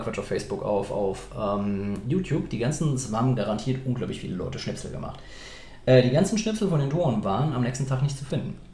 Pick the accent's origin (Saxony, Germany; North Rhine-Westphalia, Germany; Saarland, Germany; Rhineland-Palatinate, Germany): Saarland, Germany; Ich komme aus dem Saarland